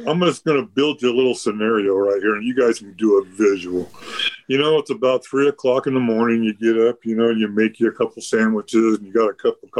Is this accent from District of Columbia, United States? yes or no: no; Pismo Beach, California, United States; moved away as an adult; also born or lived in Burbank, California / Pacific Northwest; born in Burbank, California. I'm a native Californian. Spent most of my life down in Pismo Beach, California.